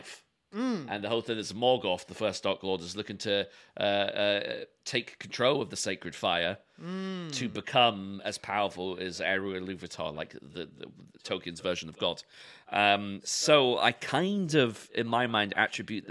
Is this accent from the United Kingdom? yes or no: yes; London, United Kingdom; two white males born and bred in London